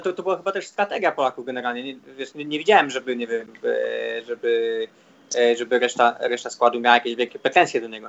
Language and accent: Polish; Poland; moved away; jestem z Polski